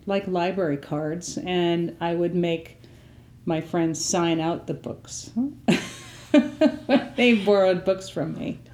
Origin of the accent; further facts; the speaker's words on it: Appleton, Wisconsin, United States; I grew up in the Appleton, Wisconsin area